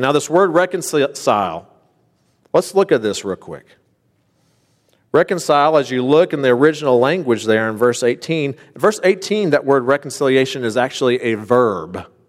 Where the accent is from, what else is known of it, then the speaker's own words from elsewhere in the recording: Boonville, Indiana, United States; moved away as an adult; also born or lived in Knoxville, Tennessee; I grew up in Boonville